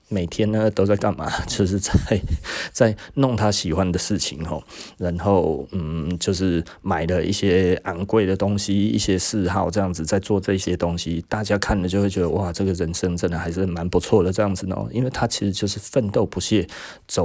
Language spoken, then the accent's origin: Chinese; Taiwan; 我们亚洲人哦，尤其我们台湾人